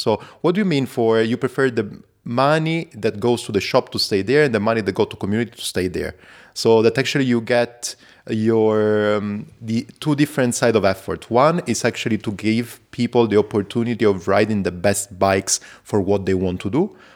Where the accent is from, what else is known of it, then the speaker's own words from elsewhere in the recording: Zurich, Switzerland; I come from Zurich.